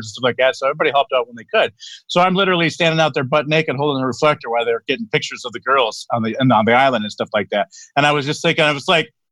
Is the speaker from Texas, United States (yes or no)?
yes; Texas, United States; we're all rednecks from Texas